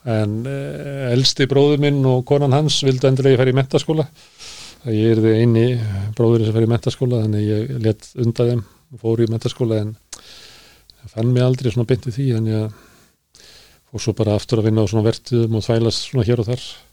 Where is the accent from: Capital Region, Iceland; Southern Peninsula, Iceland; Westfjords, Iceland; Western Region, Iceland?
Capital Region, Iceland; Reykjavík; also born or lived in Ísafjörður; þegar við fluttum upp í Breitholt